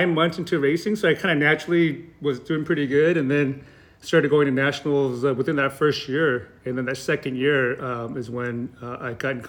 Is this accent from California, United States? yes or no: yes; Santa Clarita, California, United States; also born or lived in Korea; now in Irvine, United States; I grew up in Canyon Country, which is a division of Santa Clarita Valley.